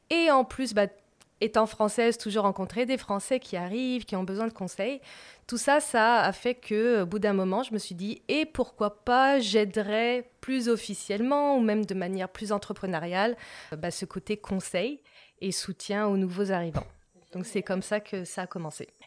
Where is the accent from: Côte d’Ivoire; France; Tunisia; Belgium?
France; moved away as an adult; now in Montreal, Canada; vous l'entendez à mon accent, je viens de la France. Euh, et depuis dix ans, je vis à Montréal.